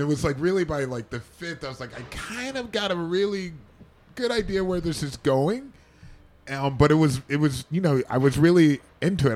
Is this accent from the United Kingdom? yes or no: no; Cleveland, Ohio, United States; I grew up in Cleveland